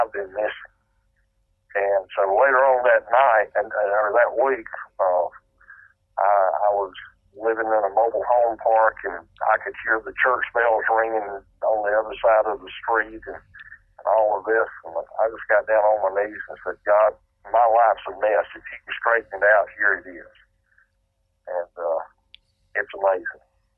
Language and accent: English; North Carolina, United States; I was raised in the Bible Belt in North Carolina